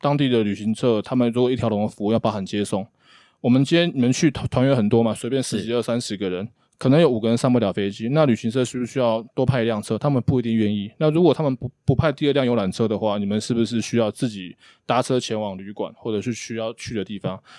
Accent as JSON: {"language": "Chinese", "town": "Hsinchu", "country": "Taiwan", "said": "我是新竹人，"}